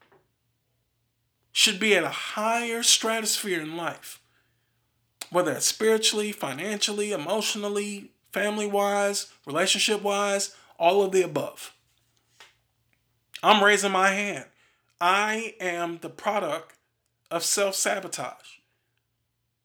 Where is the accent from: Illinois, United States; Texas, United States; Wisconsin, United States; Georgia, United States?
Wisconsin, United States; Milwaukee; I'm from Milwaukee, Wisconsin.